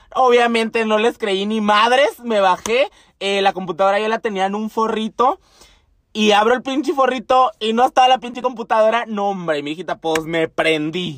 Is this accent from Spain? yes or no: no; Temoris, Chihuahua, Mexico; also born or lived in Chínipas, Chihuahua; Yo nací en Chinipas, Chihuahua, orgullosamente. Y el pueblo donde viví que siempre les hablo se llama Temoris, Chihuahua